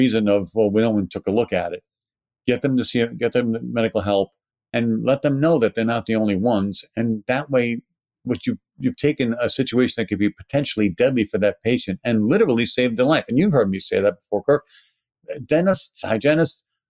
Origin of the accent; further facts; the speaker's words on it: New York City, New York, United States; accent: Brooklyn; my Brooklyn accent